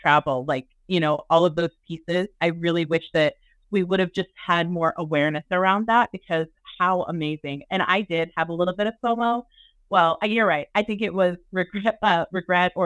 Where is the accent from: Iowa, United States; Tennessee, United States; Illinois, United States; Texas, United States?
Iowa, United States; Southeast; moved away as an adult; also born or lived in Arizona; I am from Iowa, grew up in Southeast Iowa